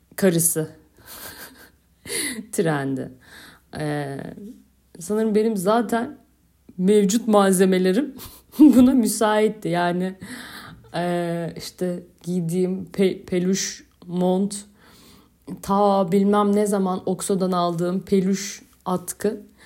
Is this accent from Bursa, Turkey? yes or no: no; Istanbul, Turkey; moved away as an adult; now in Kaş, Turkey; Ben beş kuşak İstanbulluyum.